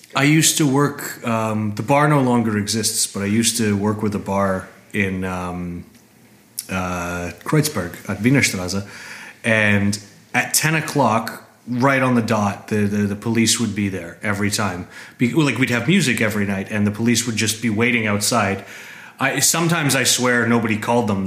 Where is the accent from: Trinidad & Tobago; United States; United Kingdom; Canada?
Canada; moved away as an adult; also born or lived in Toronto, Canada; now in Berlin, Germany; I come from Canada.